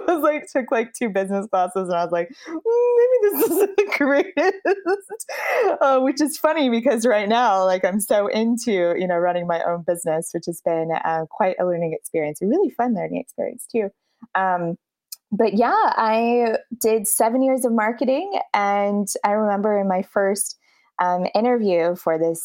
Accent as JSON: {"language": "English", "town": "Dallas", "region": "Texas", "country": "United States", "moved": "as an adult", "lives_now": "Versailles, France", "said": "I'm originally from Dallas, Texas, and I live in Versailles right now"}